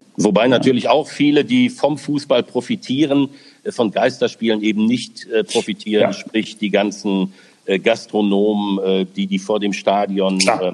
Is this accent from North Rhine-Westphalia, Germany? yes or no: yes; Essen, North Rhine-Westphalia, Germany; moved away as an adult; now in Pfaffenhofen, Germany; in meiner Heimatstadt Essen